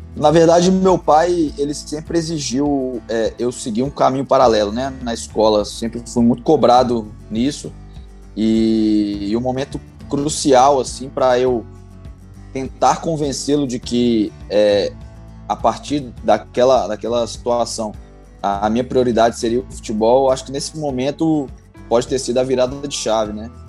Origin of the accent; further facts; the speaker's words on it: Belo Horizonte, Minas Gerais, Brazil; sou natural de Belo Horizonte